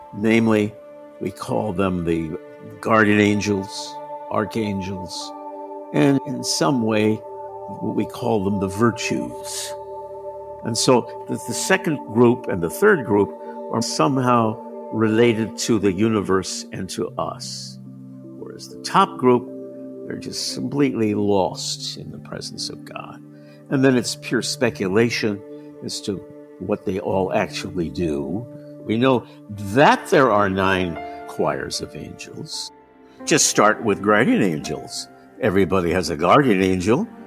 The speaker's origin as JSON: {"language": "English", "town": "San Francisco", "region": "California", "country": "United States", "tie": "born or raised there", "also_born_or_lived": "Rome", "moved": "as an adult", "said": "born and raised in San Francisco"}